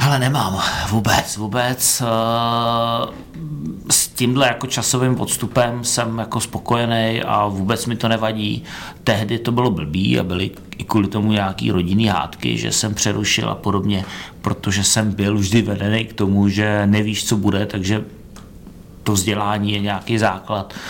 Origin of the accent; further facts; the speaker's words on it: Ústí nad Labem, Ústí nad Labem Region, Czechia; also born or lived in Brno; když jsme přelezli z Brna do Ústí